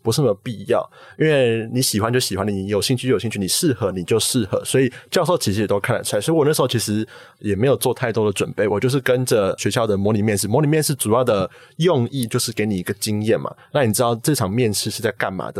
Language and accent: Chinese; Taipei, Taiwan; 高中就读的是台北的国立政大附中